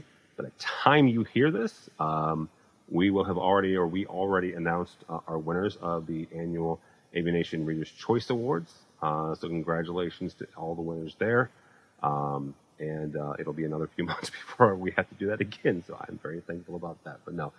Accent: St. Louis, Missouri, United States; So I'm from St. Louis.

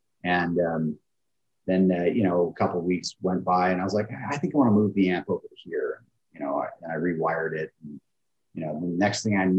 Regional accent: Bakersfield, California, United States; But I grew up in Bakersfield, California, and I got an old Jeep when I was a teenager

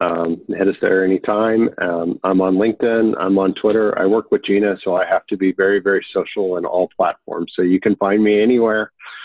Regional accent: Texas, United States; I'm from Texas, ladies first, right?

